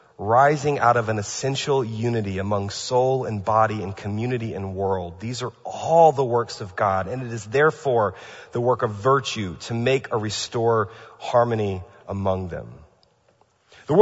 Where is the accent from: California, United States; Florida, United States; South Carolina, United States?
California, United States; By the way, I'm from California, now that I live here, I know what it means to have a geological fault.